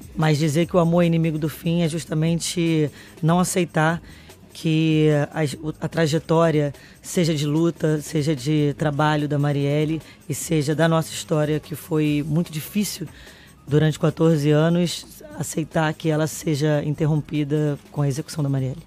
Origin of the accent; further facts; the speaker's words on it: Brazil; enquanto brasileiro